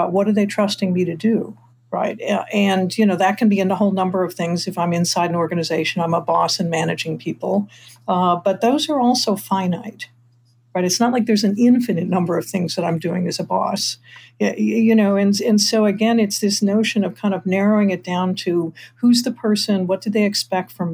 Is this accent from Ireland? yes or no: no; Detroit, Michigan, United States; I'm from Detroit